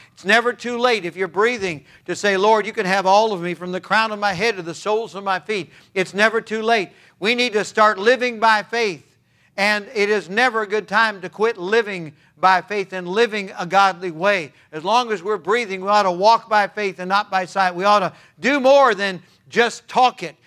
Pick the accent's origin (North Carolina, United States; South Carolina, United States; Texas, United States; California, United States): California, United States; I was born and raised in California